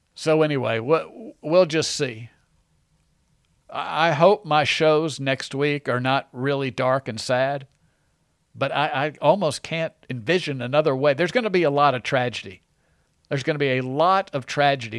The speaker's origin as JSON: {"language": "English", "country": "United States", "said": "I'm an American and I love the United States"}